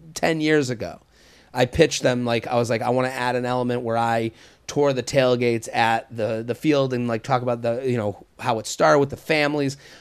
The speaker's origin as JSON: {"language": "English", "area": "outside of Boston", "region": "Massachusetts", "country": "United States", "tie": "born or raised there", "said": "That's my hometown. I'm from outside of Boston"}